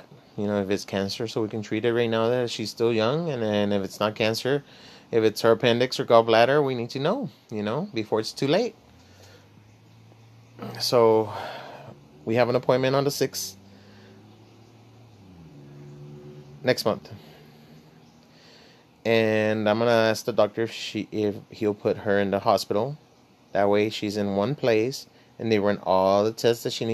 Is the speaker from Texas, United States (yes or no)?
yes; Laredo, Texas, United States; I was born in Laredo, Texas. I come from the barrio